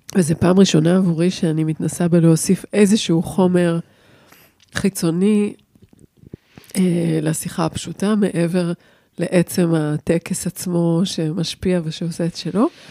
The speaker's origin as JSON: {"language": "Hebrew", "town": "Jerusalem", "region": "Jerusalem District", "country": "Israel", "moved": "yes", "said": "אני ירושלמית לשעבר"}